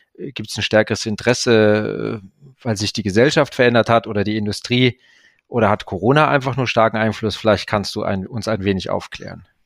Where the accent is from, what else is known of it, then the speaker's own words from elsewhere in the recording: Ruhr metropolitan area, North Rhine-Westphalia, Germany; meine Heimat